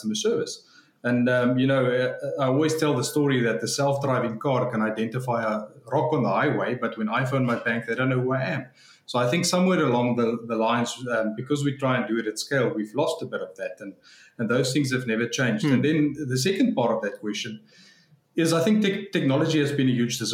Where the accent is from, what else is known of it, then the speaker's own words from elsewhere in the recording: South Africa; I grew up in South Africa